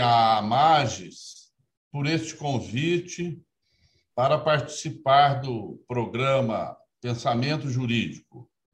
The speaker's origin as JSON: {"language": "Portuguese", "country": "Brazil", "tie": "born or raised there", "said": "Sempre vivi e me criei no interior, lá em Aloy Mendes, que eu gosto sempre de, de falar que eu sou de Aloy Mendes. Nasci e me criei lá"}